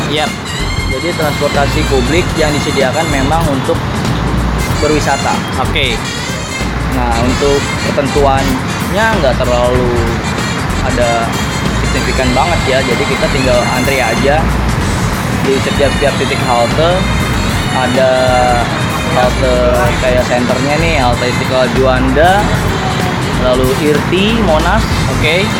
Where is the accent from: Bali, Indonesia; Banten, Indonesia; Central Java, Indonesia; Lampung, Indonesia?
Central Java, Indonesia; Mas Bayu asli warga Jakarta saya Jawa Tengah